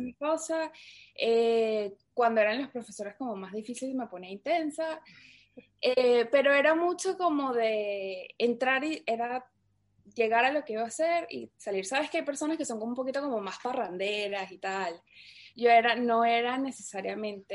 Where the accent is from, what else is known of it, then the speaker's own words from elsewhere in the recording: Caracas, Capital District, Venezuela; moved away as an adult; also born or lived in New York; yo soy de Caracas, Venezuela. Eh, bueno, viví en Venezuela casi toda mi, toda mi infancia